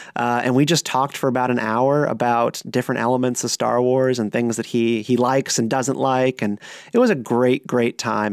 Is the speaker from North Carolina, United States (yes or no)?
yes; Raleigh, North Carolina, United States; also born or lived in Durham, North Carolina / Greensboro, North Carolina; I was born in Durham, grew up in Raleigh